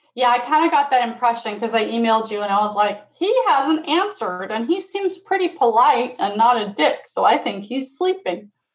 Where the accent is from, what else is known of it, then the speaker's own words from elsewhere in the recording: Florida, United States; also born or lived in England; I'm from England. I grew up in Florida